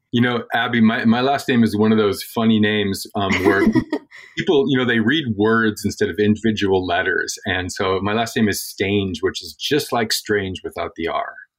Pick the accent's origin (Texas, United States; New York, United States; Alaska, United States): Alaska, United States; moved away; also born or lived in Mendocino County, California; I grew up in Alaska, but I spent a bunch of time working in rural California in Mendocino County